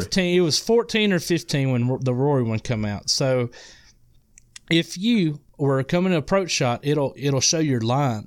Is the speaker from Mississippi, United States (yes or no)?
yes; Mississippi, United States; accent: Mississippi; now I'm in, I'm in Mississippi, um, if you can't tell by my accent.